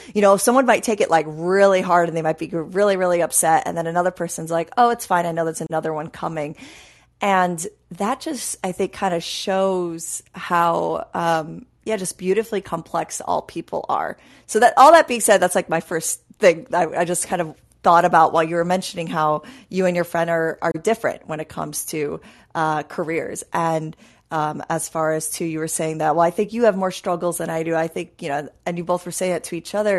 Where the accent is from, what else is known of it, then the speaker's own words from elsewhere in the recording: New York, United States; I grew up in New York